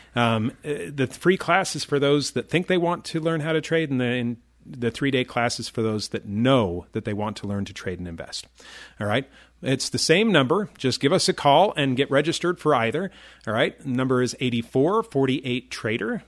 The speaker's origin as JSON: {"language": "English", "town": "Chicago", "region": "Illinois", "country": "United States", "tie": "born or raised there", "said": "I grew up in the Chicago area"}